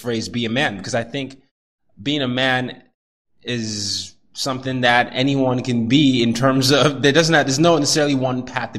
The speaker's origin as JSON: {"language": "English", "country": "Nigeria", "tie": "born or raised there", "also_born_or_lived": "Sweden / Vietnam / Burkina Faso", "said": "I grew up the oldest of three boys. I grew up in Nigeria. I grew up in Sweden, Vietnam, Burkina Faso, here."}